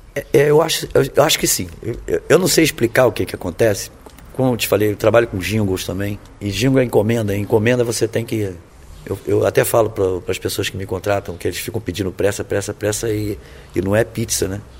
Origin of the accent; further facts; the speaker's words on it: Rio de Janeiro, Brazil; moved away as an adult; now in Vitória, Brazil; nasci em São Cristóvão, no Rio de Janeiro, o bairro Imperial, na Rua Bela. Vivi até os 30 anos de vida é, no Rio